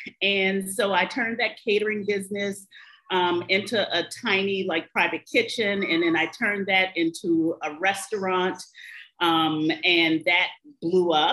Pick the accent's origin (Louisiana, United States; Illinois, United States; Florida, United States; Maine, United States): Louisiana, United States; New Orleans; also born or lived in Paris; I am originally from New Orleans